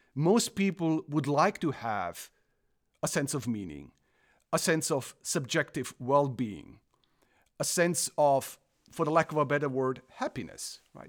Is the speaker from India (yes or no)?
no; Croatia; English is a second language; moved away as an adult; also born or lived in Germany / South Africa / Illinois, United States; now in Michigan, United States; I, I am originally from Croatia, grew up in Germany the first part of my life, moved back to former Yugoslavia, which then became Croatia.